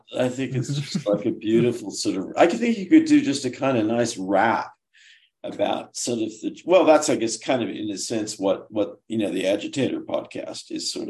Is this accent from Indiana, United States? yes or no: no; Oklahoma, United States; what would a kid growing up in Oklahoma who wanted to be in a band and was a skater and was kind of degenerate